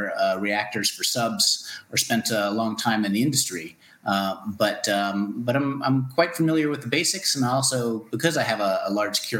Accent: New York, United States; moved away as an adult; now in Australia; I grew up in New York.

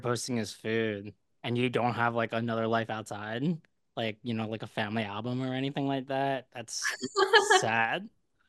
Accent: Philadelphia, Pennsylvania, United States; now in New York City, United States; I'm from Philly.

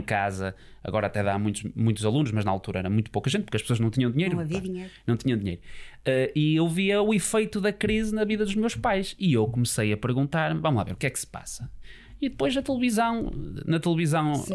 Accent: Póvoa de Varzim, Norte, Portugal; a minha família também é de lá, mas eu nasci na Póvoa, uh, os meus pais vieram para a Póvoa e portanto eu chamo, intitulo-me Poveiro, muito com muito orgulho

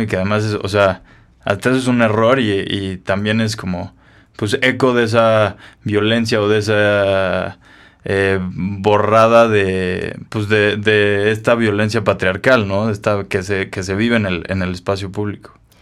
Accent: Mexico; nos inventamos como mexicanos

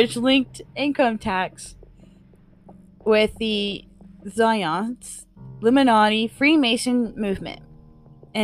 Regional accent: United States; I'm American

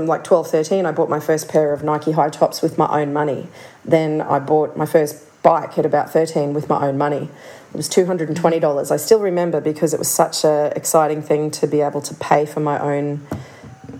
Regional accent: Toowoomba, Queensland, Australia; I was born in Toowoomba up in Jaibal, Jarawa country

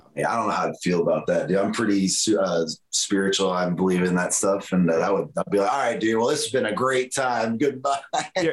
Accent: Florida, United States; I'm from Florida

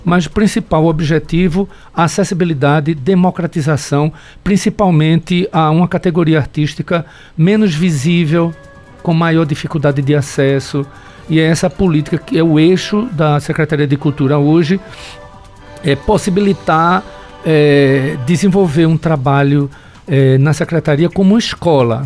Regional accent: Carpina, Pernambuco, Brazil; also born or lived in Caruaru; eu venho da zona da Mata Norte

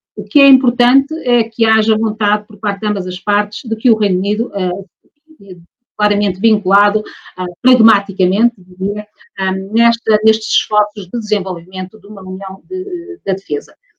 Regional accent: Portugal; sou portuguesa

